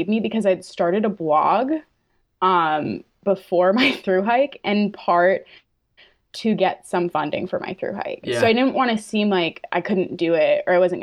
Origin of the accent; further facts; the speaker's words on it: Fryeburg, Maine, United States; also born or lived in New Hampshire; I grew up in the Whites of New Hampshire. Technically, I lived in Maine